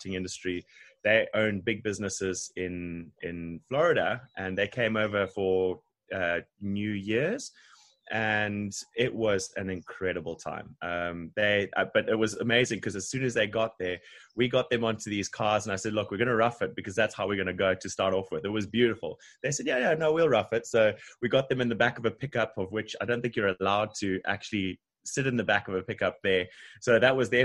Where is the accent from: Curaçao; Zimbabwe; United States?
Zimbabwe; Harare; moved away as an adult; now in Durban, South Africa; Originally from Zimbabwe, country above South Africa, in Harare.